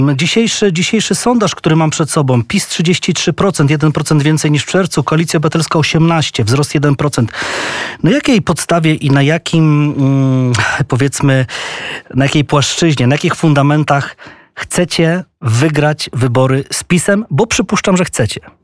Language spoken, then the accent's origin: Polish; Kamienna Góra, Lower Silesian Voivodeship, Poland; jestem z Dolnego Śląska i ja też wtedy stawiałem wały. E, co prawda nie, nie w samym Wrocławiu, w mojej rodzinnej Kamiennej Górze